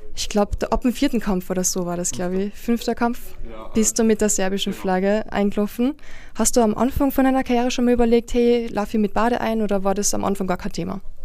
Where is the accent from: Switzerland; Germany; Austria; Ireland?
Austria; Carinthia; Ich komme aus Kärnten, alles was ich kann ist ein Dialekt, der mir nichts bringt